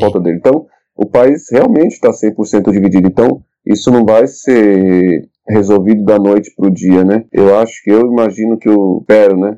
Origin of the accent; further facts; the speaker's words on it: Brazil; nós enquanto brasileiros